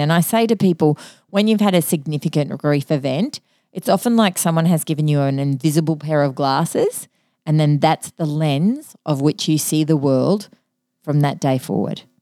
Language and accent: English; Mackay, Queensland, Australia; I grew up in Mackay and, uh, my, part of my cultural heritage is M-, Maltese.